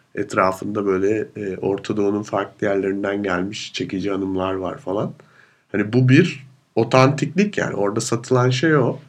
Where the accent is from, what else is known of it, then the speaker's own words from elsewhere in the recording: Turkey; now in Vienna, Austria; benim de Türk olduğumu